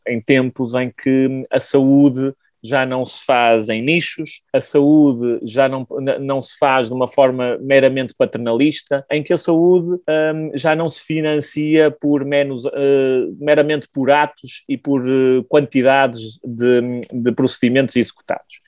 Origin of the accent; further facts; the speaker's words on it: Santo Tirso, Norte, Portugal; nascido e criado em Santo Tirso, a norte de Portugal